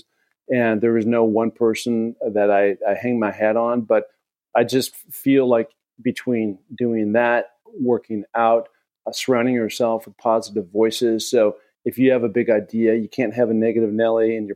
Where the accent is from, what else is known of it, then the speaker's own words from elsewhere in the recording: Seattle, Washington, United States; growing up in Seattle, I've spent a ton of time in the Cascades